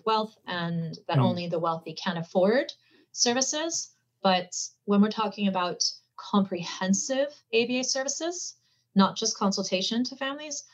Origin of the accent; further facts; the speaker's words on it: Cayman Islands; We are a British overseas territory